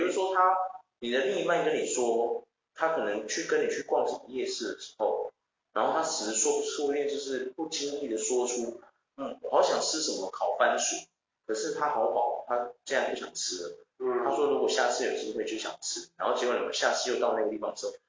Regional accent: Taiwan; 因为我是台湾人嘛，

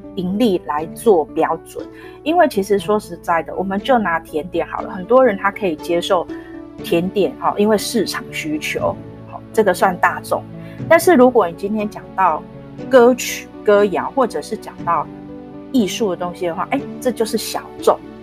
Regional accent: Taipei, Taiwan; 其实我自己是成长在大稻城

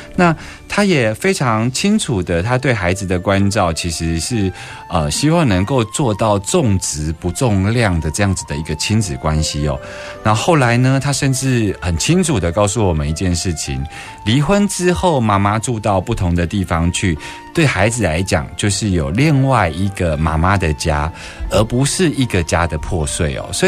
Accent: Taiwan; 在我们台湾

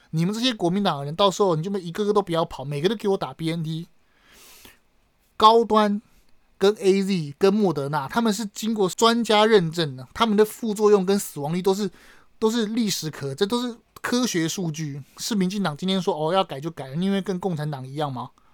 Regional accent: Taiwan; 我们台湾开始疫情嘛

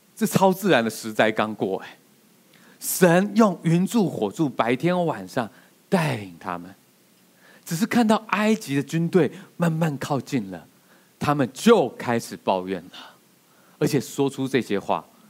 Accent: Taiwan; 我们台湾人

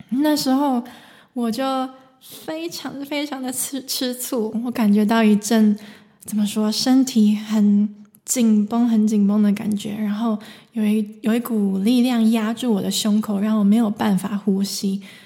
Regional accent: Taiwan; now in Germany; 我来自台湾，现在住在德国，从事声音疗愈

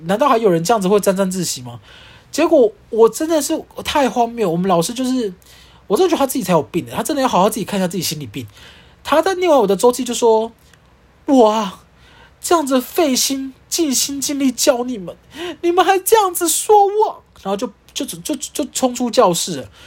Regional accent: Kaohsiung, Taiwan; now in Taipei, Taiwan; 我是住在我是出生在高雄，现在住在台北市的

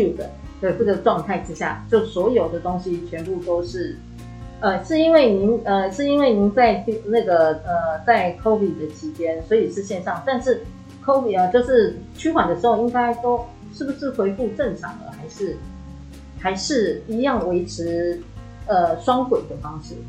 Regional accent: Taiwan; 我们台湾人

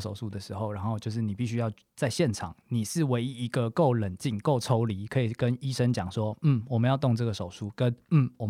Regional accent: Taipei, Taiwan; born there; 我是在台北出生的

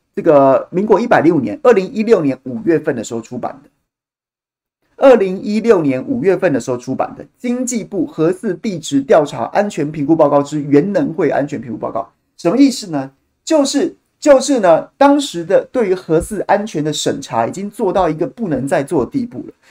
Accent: Taichung, Taiwan; 我们台中人

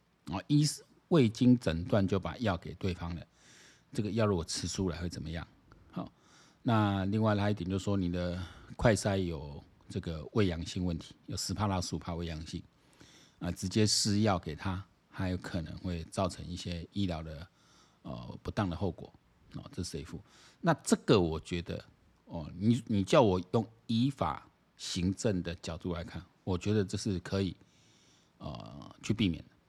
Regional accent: Taiwan; 我台湾人还是有一些人蛮奇怪

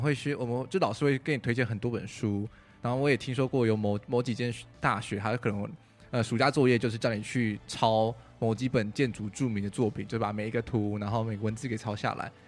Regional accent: Taichung, Taiwan; moved away; 我回台中， 因为我是台中人

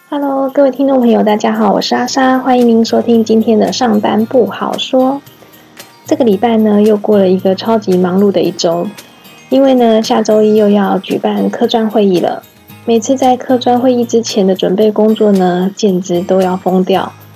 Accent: Taiwan; 身为台湾人

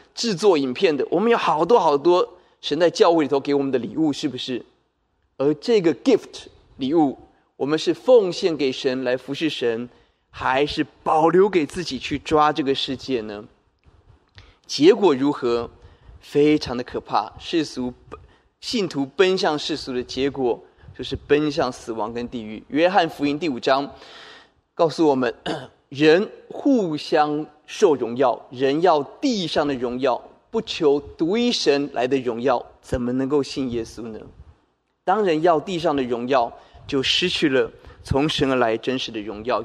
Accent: Taoyuan, Taiwan; 我也记得我们老家在桃园，在内里一个很低洼的地方，每逢下大雨、台风、天那个水就会淹进房子里头

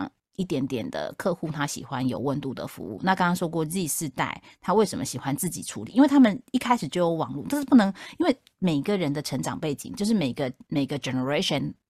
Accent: Taipei, Taiwan; now in South Taiwan; 你知道我从台北嫁到南台湾来

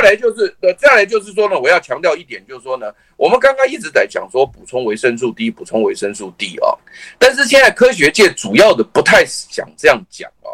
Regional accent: Taiwan; 我们台湾人

